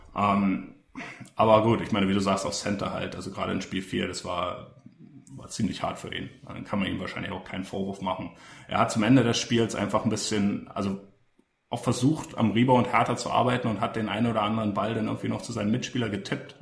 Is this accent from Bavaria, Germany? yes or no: no; Berlin, Germany; als Berliner